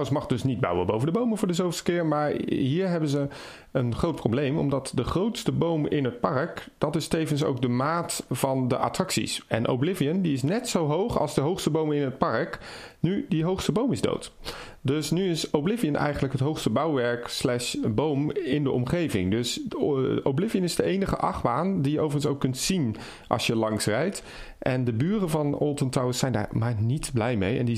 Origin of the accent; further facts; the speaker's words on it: Blankenberge, Flanders, Belgium; zoals bij ons in Blankenberg